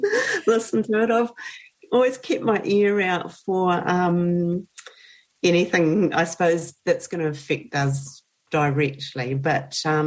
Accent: New Zealand; now in Australia; because I'm a Kiwi

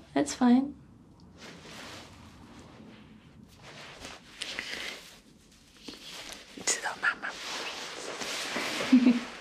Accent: New Zealand; also born or lived in China; there just weren't that many Chinese people around when I was really little, like first got here

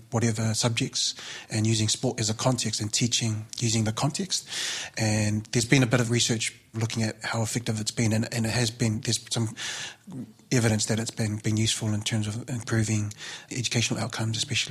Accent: Auckland, New Zealand; Being Samoan, growing up in South Auckland, going to King's College on a scholarship

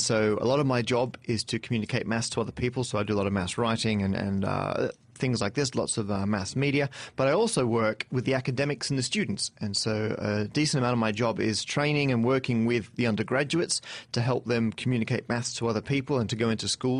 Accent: Perth, Western Australia, Australia; moved away as an adult; now in London, United Kingdom; I'm from Perth originally, where I studied and went to university at the University of Western Australia.

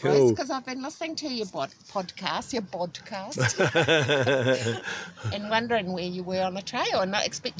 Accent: Napier, Hawke's Bay, New Zealand; I'm from Napier.

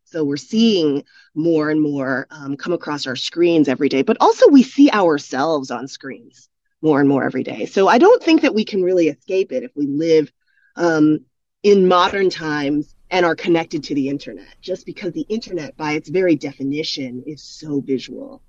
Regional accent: United States; moved away as an adult; also born or lived in South Korea; I come from the United States, grew up in the United States

